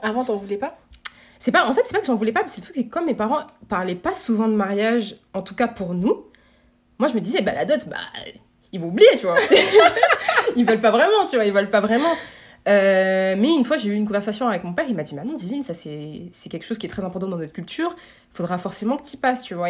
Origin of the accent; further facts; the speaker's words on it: France; moi, j'ai grandi en France